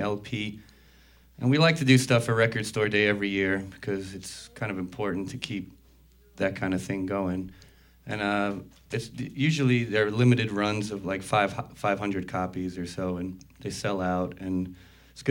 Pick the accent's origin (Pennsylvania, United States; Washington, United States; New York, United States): New York, United States; New York City; my parents are immigrants from Italy. So I grew up in New York City in the first generation